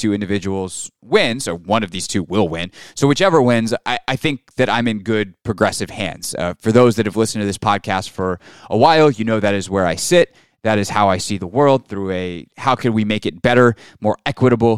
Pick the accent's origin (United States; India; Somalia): United States; South Carolina; moved away as an adult; now in Washington, D.C., United States; I was raised in South Carolina. I went through South Carolina public schools